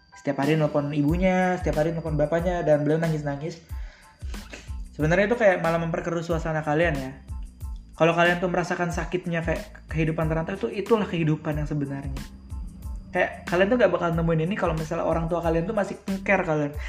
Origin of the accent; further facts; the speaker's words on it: Tangerang, Banten, Indonesia; moved away as an adult; also born or lived in Padang (ancestral hometown, Minang); now in Padang, Indonesia; gua tinggal sembilan belas tahun di Tangerang dan gua merantau ke Padang. Yang dimana Padang ini kampung gua juga